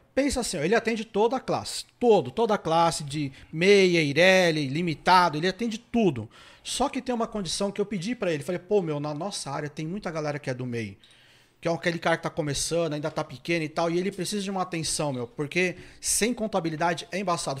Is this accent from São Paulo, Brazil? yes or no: yes; São Paulo, Brazil; eu sou da ZL